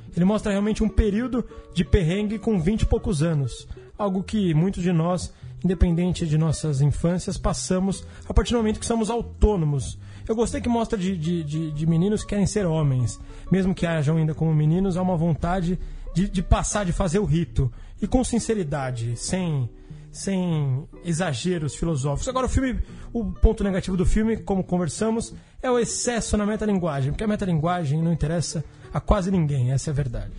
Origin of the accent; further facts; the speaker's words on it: São Paulo, Brazil; como paulistano contemporâneo